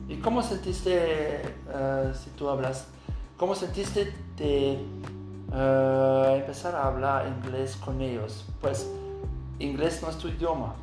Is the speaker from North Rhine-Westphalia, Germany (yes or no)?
yes; Aachen, North Rhine-Westphalia, Germany; Spanish is a second language; also born or lived in Bilbao, Spain / Puebla, Mexico; Yo estoy de Alemania, de Aachen, que es una ciudad cerca de Colonia, de la frontera de Holanda y Bélgica.